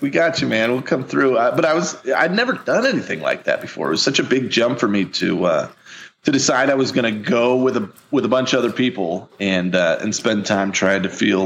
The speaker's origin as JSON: {"language": "English", "region": "Missouri", "country": "United States", "said": "I'm from Missouri. I'm a big bearded giant from the Midwest."}